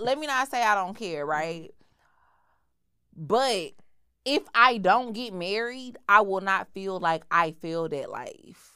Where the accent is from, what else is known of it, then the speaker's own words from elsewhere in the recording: Houston, Texas, United States; I grew up in Houston.